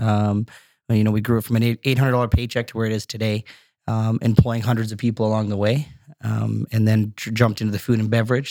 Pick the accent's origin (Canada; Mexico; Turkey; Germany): Canada; Brampton, Ontario; also born or lived in Scotland / Markham; that Brampton that I grew up